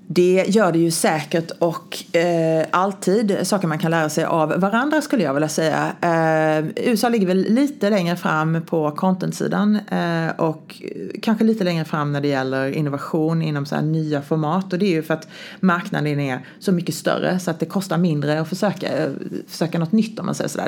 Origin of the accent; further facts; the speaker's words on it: Sweden; now in United States; jag var svensk